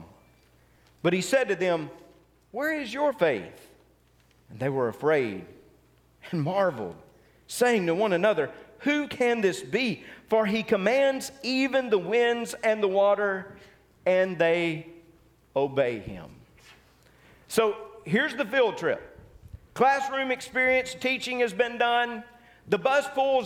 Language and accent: English; Tupelo, Mississippi, United States; growing up in Tupelo, sometimes we would go down to Ballard Park